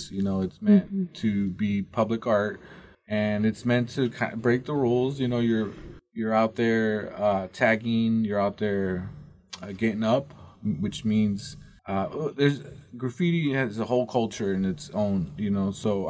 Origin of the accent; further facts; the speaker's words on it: Mountain Home, Idaho, United States; also born or lived in Nampa, Idaho; Well, I was born in Nampa, Idaho.